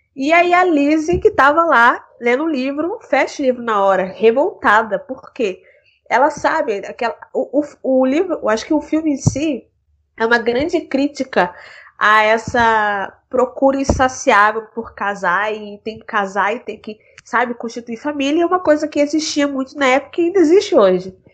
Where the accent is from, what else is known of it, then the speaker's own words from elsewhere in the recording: Rio de Janeiro, Brazil; tenho 23 anos, sou do Rio de Janeiro